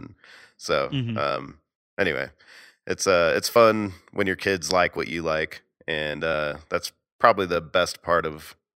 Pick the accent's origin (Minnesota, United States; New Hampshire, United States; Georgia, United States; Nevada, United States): Georgia, United States; Atlanta; Yeah, I always remember … because I'm from Atlanta, baby.